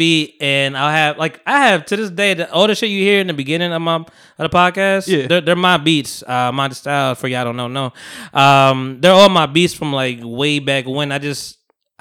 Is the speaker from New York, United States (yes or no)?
yes; New York City, New York, United States; I was born in Harlem